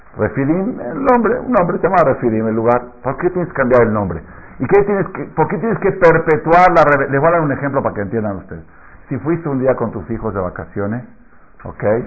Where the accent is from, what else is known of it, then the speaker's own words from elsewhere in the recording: Argentina; now in Mexico; yo me acuerdo en Argentina de chiquito